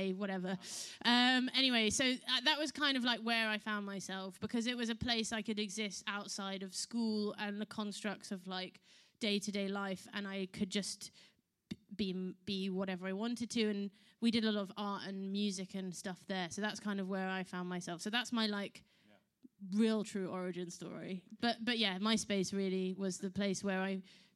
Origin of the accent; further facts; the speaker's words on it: London, United Kingdom; I was born in London, but my dad is from South Africa, and my mother is from Texas